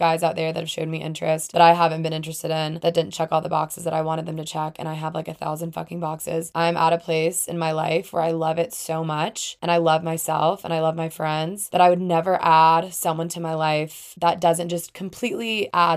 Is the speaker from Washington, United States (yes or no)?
no; Alabama, United States; moved away as an adult; also born or lived in Atlanta, Georgia; I'm from the South, from Alabama, as I've said before, and lived in Atlanta for a couple years after